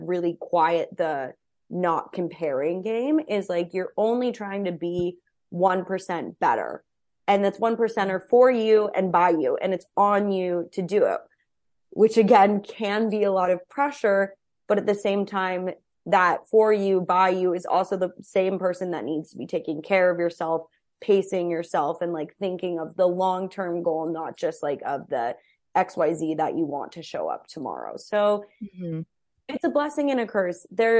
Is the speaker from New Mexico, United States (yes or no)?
yes; Cedar Crest, New Mexico, United States; moved away as an adult; also born or lived in Albuquerque; now in Los Angeles, United States; I moved from Albuquerque, New Mexico. I didn't even live in Albuquerque. I lived in Cedar Crest, New Mexico. I went to high school in Albuquerque. So very, very small town too.